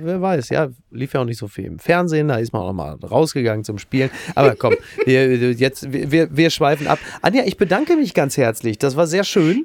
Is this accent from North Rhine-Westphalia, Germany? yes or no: yes; Ruhr area, North Rhine-Westphalia, Germany; moved away; in meiner Ruhrgebietsheimat